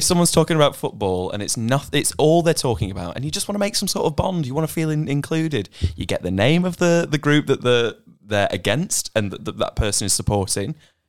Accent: Warrington, North West England, United Kingdom; now in Australia; I was born in Warrington in the UK

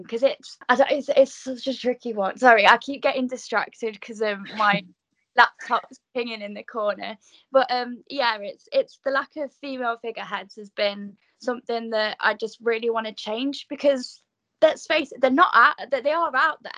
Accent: Nottingham, East Midlands, United Kingdom; moved away as an adult; now in Newcastle, United Kingdom; I'm actually a Nottingham girl myself, so I'm from the Midlands, and I was running gigs there for under 18s till I was 18

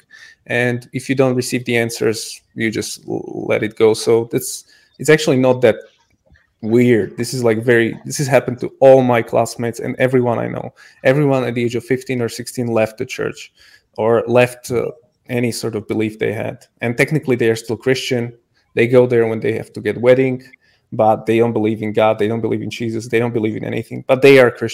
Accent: Slovakia; now in Prague, Czech Republic; I don't live in Slovakia, but I am from Slovakia and I do plan to move there. But I live in Prague

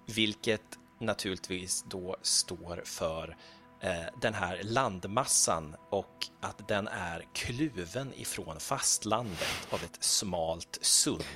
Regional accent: Gothenburg, Västra Götaland, Sweden; now in Stockholm, Sweden; jag växte ju upp, jag växte, jag växte upp på Slätta.

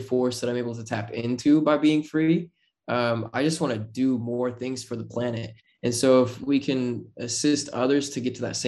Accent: Utah, United States; I'm just kid from Utah

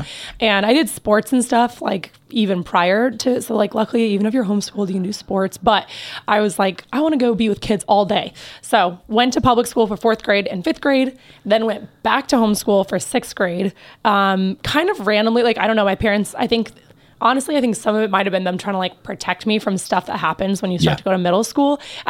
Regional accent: Belarus; also born or lived in Kansas, United States; I was born in Kansas. Yep. And right before I turned 2, my family moved to Belarus, which is over by Russia, for those who don't know.

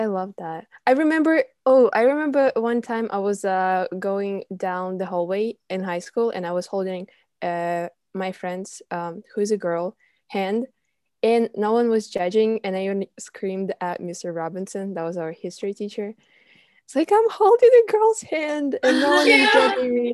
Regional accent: Russia; also born or lived in Normal, Illinois, United States; I'm from Russia, and I was a senior exchange student from Russia

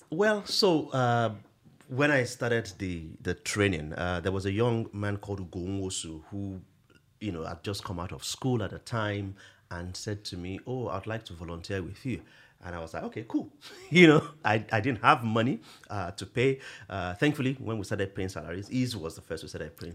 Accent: Akure, Ondo, Nigeria; I grew up in Akure

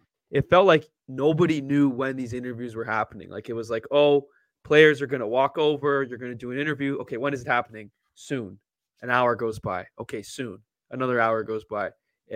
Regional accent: Canada; being Canadian

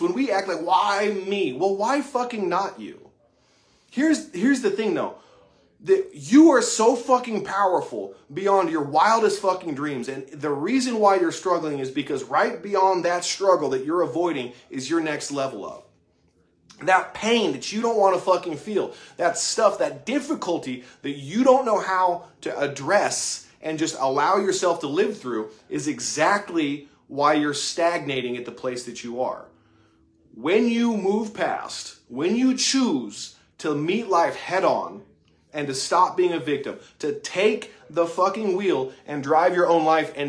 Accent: Utah, United States; moved away as an adult; now in Lexington, United States; I'm not from Kentucky. I'm from Utah. I'm a transplant. And I moved out here about 4.5 years ago.

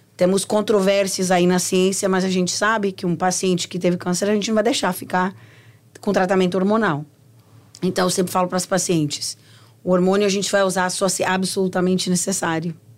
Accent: Brazil; moved away; Quando eu cresci, Helena, no Brasil, a gente sabia de onde vinha a comida

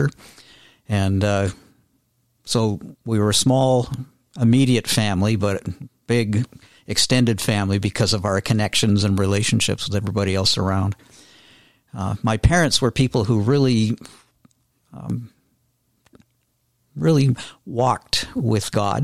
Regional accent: Millgrove, Ontario, Canada; I grew up about 10 miles north of Hamilton, a little farming community called Millgrove

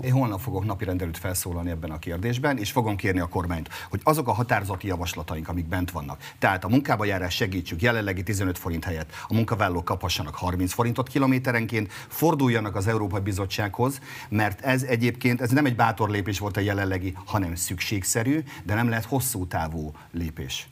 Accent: Mátra area, Heves, Hungary; ahonnan jövök Heves megyéből, a Mátrai körzetben

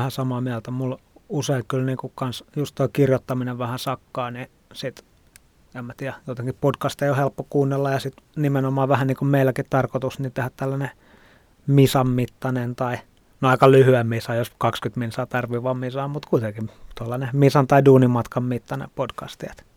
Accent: Helsinki, Uusimaa, Finland; also born or lived in Tallinn; Mä oon helsinkiläinen ravintola ehkä sekatyön tekijä.

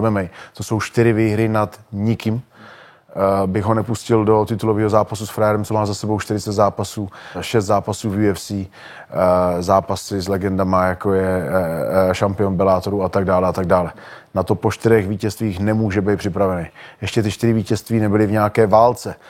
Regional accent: Olomouc, Olomouc Region, Czechia; v Olomouci, v mým, v mým rodným městě

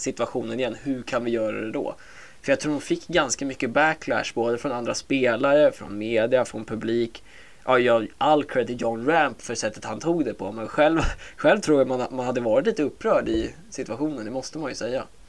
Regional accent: Åkersberga, Stockholm County, Sweden; also born or lived in United States; jag är 23 år från Åkersberga

